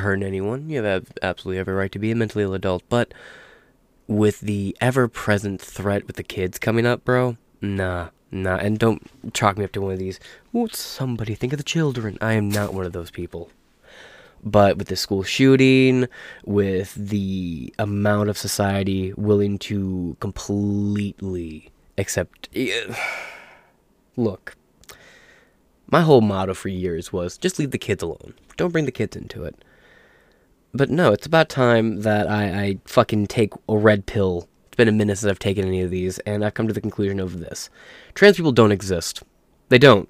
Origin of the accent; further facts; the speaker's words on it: Michigan, United States; I'm from Michigan